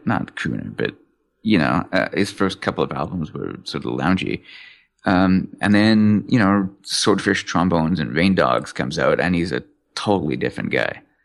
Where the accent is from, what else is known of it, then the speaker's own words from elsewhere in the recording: England, United Kingdom; I was born in England